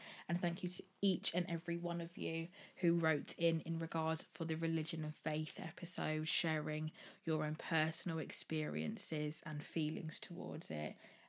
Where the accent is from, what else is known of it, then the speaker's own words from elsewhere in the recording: Birmingham, West Midlands, United Kingdom; I'm 26 and I'm from Birmingham.